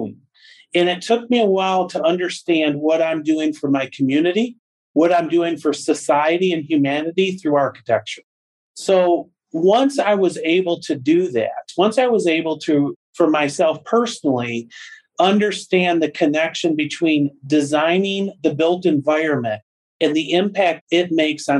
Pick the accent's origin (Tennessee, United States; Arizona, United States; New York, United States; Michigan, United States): Michigan, United States; Freeland; also born or lived in Midland, Michigan; I grew up in Freeland and moved away while I was in college and ultimately came back to Midland